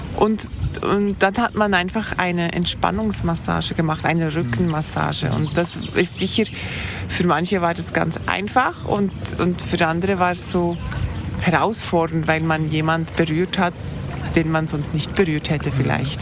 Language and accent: German; Thun, Bern, Switzerland; ich komme aus der Schweiz, ich wohne in Thun. Ich bin hier auf, auch aufgewachsen